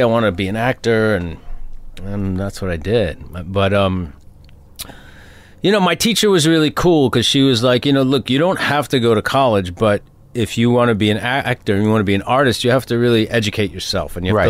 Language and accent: English; Mount Vernon, New York, United States; I grew up right outside of the city in Mount Vernon, New York.